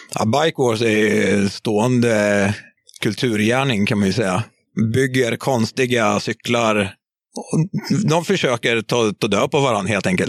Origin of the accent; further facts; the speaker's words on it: Bettna, Södermanland, Sweden; moved away; also born or lived in Katrineholm; Bettna från eh, början